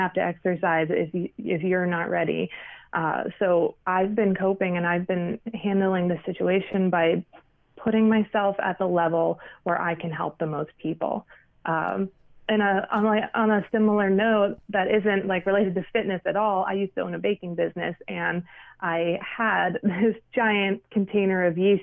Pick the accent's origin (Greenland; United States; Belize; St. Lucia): United States; Pittsburgh, Pennsylvania; moved away as an adult; now in New York City, United States; I'm from Pittsburgh. I was born and raised in Pittsburgh